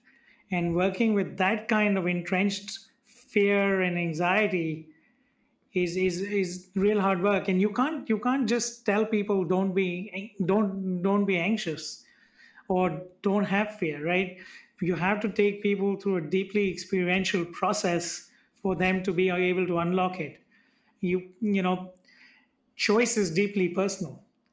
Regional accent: India; I'm from India.

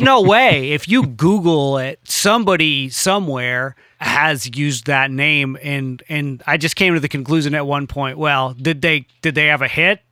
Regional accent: United States

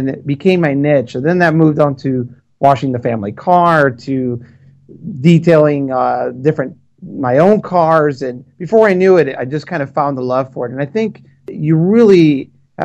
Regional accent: Chicago, Illinois, United States; moved away; I'm from Chicago originally, so Chicago, Illinois

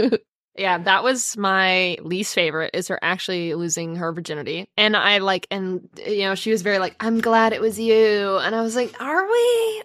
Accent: United States; as American culture

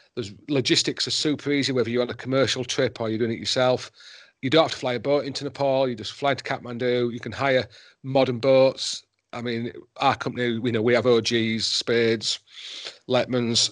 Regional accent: Yorkshire and the Humber, United Kingdom; also born or lived in Himalayas; now in Wales, United Kingdom; I'm a Yorkshireman

